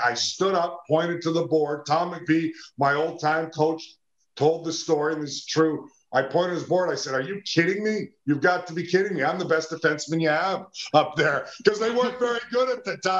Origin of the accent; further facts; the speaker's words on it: Edmonton, Alberta, Canada; where I grew up in Edmonton, Alberta